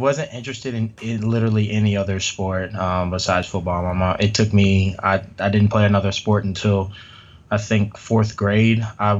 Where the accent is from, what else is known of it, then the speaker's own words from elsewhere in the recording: Indianapolis, Indiana, United States; also born or lived in Lafayette, Indiana; I grew up in Indianapolis. I tell people I was kind of born and raised here because I don't remember really being in Lafayette ever.